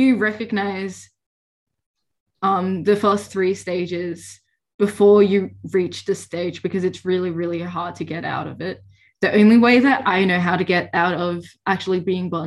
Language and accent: English; Victoria, Australia; I'm from Victoria